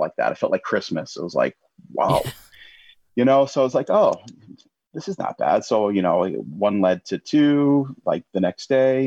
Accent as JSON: {"language": "English", "country": "United States", "also_born_or_lived": "Florida / Italy", "moved": "as an adult", "lives_now": "England, United Kingdom", "said": "I'm American. Yeah. It's in my blood"}